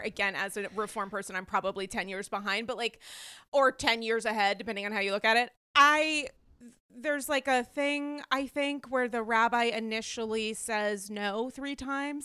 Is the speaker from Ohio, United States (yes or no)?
no; Rhode Island, United States; I'm from Rhode Island